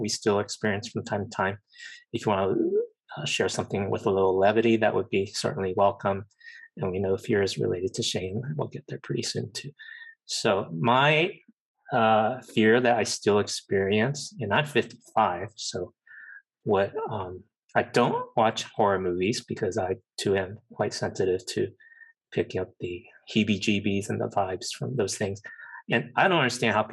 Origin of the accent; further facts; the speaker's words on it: United States; being Asian American